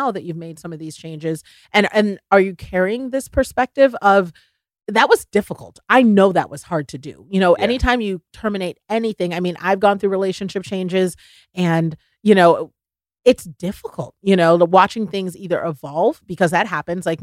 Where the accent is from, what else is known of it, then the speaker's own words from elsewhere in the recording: the South, United States; bless people's hearts. I'm from the South, bless their hearts.